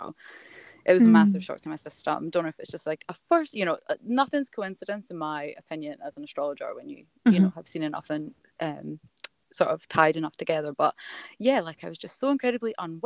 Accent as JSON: {"language": "English", "region": "Scotland", "country": "United Kingdom", "moved": "yes", "lives_now": "Melbourne, Australia", "said": "I'm not from Melbourne. I live in Melbourne. I'm from Scotland. As you'll notice with my accent."}